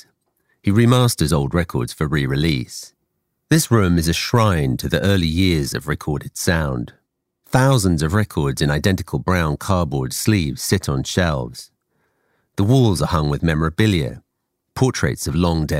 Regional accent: England, United Kingdom; I grew up in England

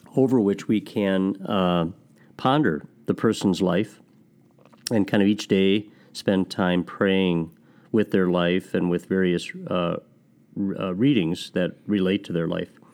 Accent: Milwaukee, Wisconsin, United States; currently I'm assigned to a diocesan seminary in Milwaukee, my hometown

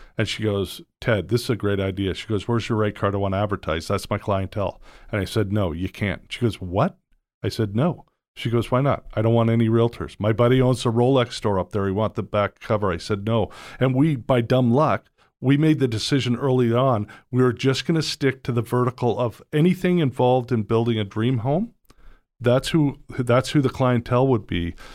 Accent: Toronto, Ontario, Canada; moved away as an adult; also born or lived in Georgia / Vancouver; now in United States; I grew up in Toronto

